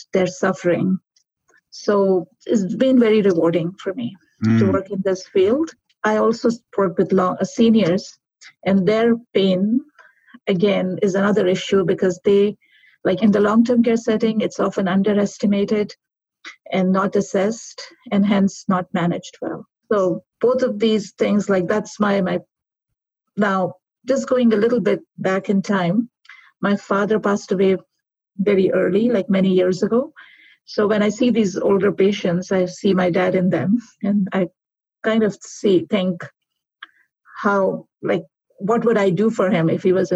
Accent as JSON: {"language": "English", "country": "Pakistan", "moved": "as an adult", "lives_now": "Calgary, Canada", "said": "originally I'm from Pakistan, where I graduated. I came to Canada"}